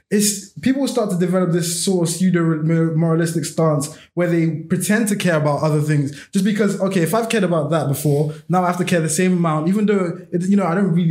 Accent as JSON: {"language": "English", "country": "Nigeria", "said": "But for me as a Nigerian, I'll be like, what the fuck is my man chatting about?"}